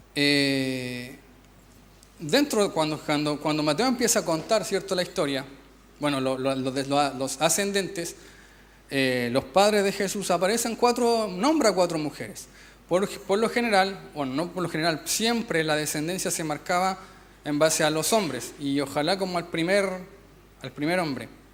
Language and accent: Spanish; Chile; nosotros somos los villanos de Latinoamérica